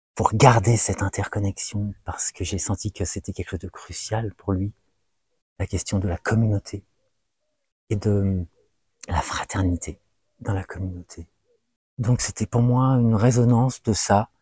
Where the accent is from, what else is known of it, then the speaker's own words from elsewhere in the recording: France; je suis né en France et j'ai grandi en France et j'ai fait mes classes en France